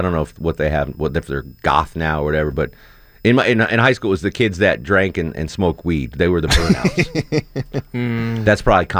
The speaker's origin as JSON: {"language": "English", "region": "Texas", "country": "United States", "tie": "born or raised there", "said": "Growing up in Texas, …."}